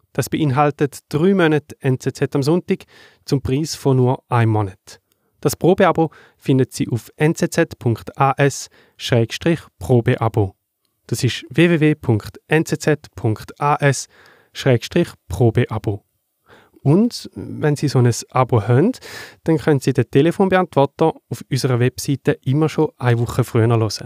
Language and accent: German; Thayngen, Schaffhausen, Switzerland; in der Schweiz, zum Beispiel in dem Dorf, wo ich aufgewachsen bin, in Teingen